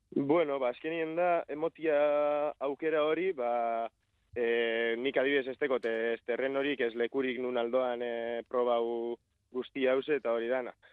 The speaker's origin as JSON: {"language": "Basque", "town": "Elorrio", "region": "Basque Country", "country": "Spain", "said": "elorrizoko gazte bat nazta"}